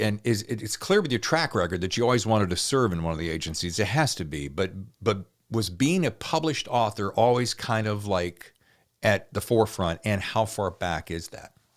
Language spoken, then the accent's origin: English; the South, United States; moved away; I'm from the South originally